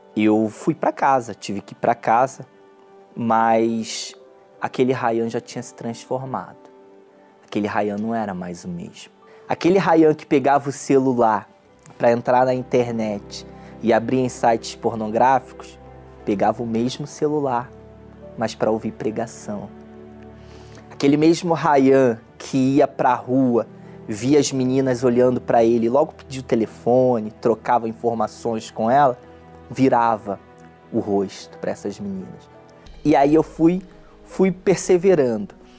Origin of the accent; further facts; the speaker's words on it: Belford Roxo, Rio de Janeiro, Brazil; eu nasci em Belfort Roxo, um bairro pobre do Rio de Janeiro que fica na Baixada Fluminense.